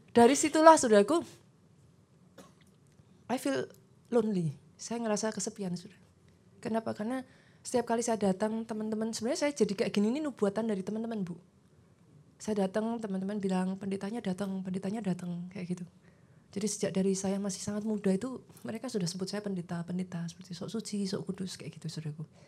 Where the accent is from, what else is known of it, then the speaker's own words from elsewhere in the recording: Surakarta, Central Java, Indonesia; Saya juga dari luar kota, saya orang Solo, saudaraku.